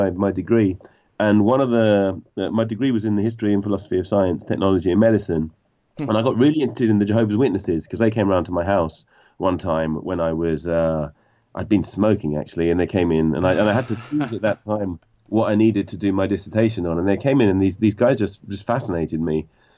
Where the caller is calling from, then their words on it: London, United Kingdom; I'm in London, West London.